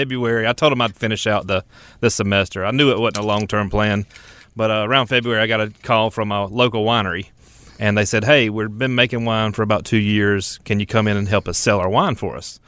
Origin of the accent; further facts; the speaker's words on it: Ellerbe, North Carolina, United States; moved away as an adult; also born or lived in Pinehurst, North Carolina; now in Charlotte, United States; originally from Richmond County, L R B, North Carolina